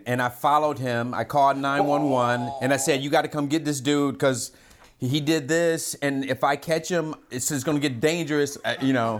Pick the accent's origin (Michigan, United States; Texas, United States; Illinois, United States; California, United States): Michigan, United States; Detroit; I'm from Detroit